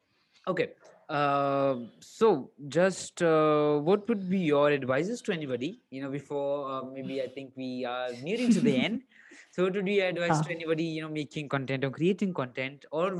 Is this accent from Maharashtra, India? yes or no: no; Bangalore, Karnataka, India; I'm from Bangalore.